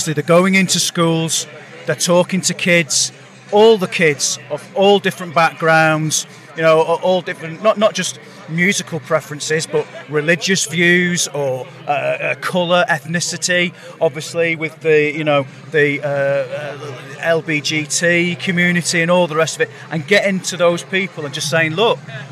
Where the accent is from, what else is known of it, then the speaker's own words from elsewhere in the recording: Lancashire, North West England, United Kingdom; all of us are from Lancashire